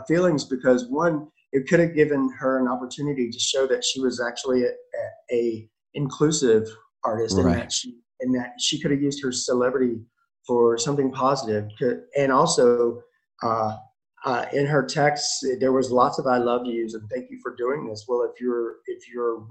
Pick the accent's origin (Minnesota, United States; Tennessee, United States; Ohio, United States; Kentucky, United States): Tennessee, United States; Nashville; I'm from Nashville